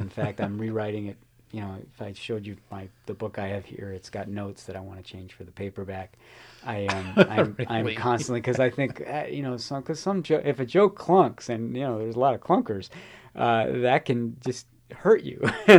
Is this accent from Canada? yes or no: no; Chicago, Illinois, United States; I give a lot of nods to Bello in the book because I'm a Chicagoan and I learned a great deal about not just about Chicago